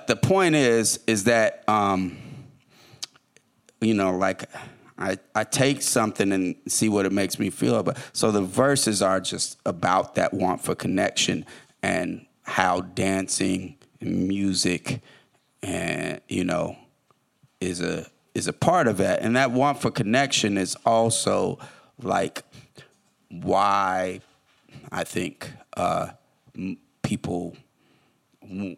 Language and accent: English; Oakland, California, United States; also born or lived in Detroit; I'm from Oakland, it's a relatively small town